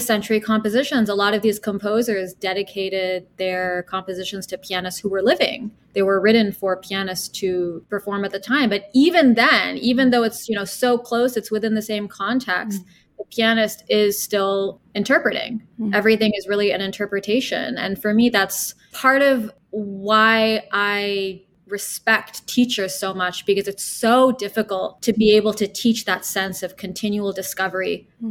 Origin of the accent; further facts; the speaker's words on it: Washington, District of Columbia, United States; also born or lived in Milan; now in New York City, United States; I was born in Washington, D.C.